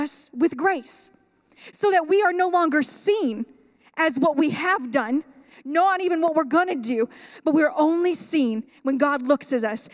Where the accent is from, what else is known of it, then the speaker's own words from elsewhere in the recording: Sunrise Mountain, Nevada, United States; I am from Sunrise Mountain, raised on Sunrise Mountain